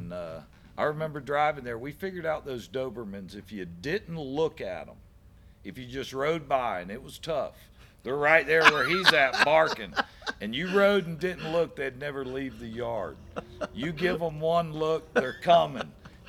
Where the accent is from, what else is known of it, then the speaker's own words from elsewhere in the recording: Brandon, United States; I can tell you, I do not regret whatsoever growing up in Brandon.